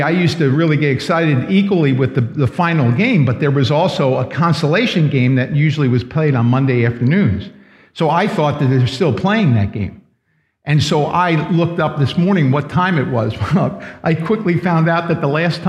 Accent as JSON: {"language": "English", "town": "New York City", "region": "New York", "country": "United States", "tie": "born or raised there", "said": "I grew up in New York City, and I used to sneak in on the Long Island Railroad to Madison Square Garden"}